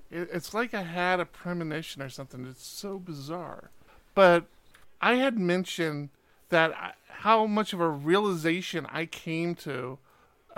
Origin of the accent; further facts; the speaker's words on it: Maryland, United States; moved away; also born or lived in Washington, D.C.; I was born in Washington, D.C. I actually grew up in Maryland, but it's kind of all the same area.